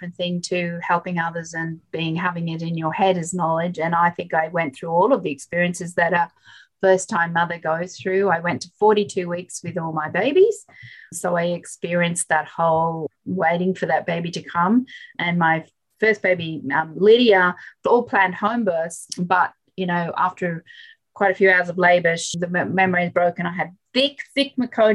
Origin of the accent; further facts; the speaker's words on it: Yemen; now in Australia; I was born in Yemen and my mother was a midwife